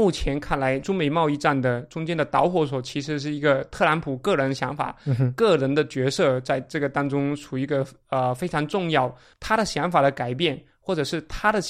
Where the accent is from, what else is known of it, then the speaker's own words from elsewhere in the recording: United States; Chinese is a second language; 中国人帮助我们美国人制造更便宜的商品，是对美国人非常有益的。